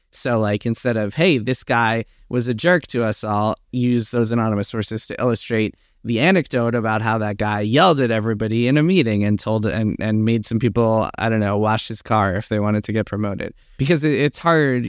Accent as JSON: {"language": "English", "town": "New York City", "region": "New York", "country": "United States", "tie": "born or raised there", "also_born_or_lived": "Queens", "said": "I was born in Manhattan. I've been in New York my, pretty much my whole life"}